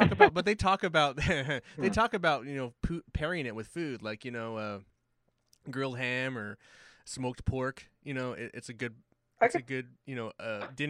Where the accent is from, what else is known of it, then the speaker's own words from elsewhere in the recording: Hawaii, United States; I'm Hawaiian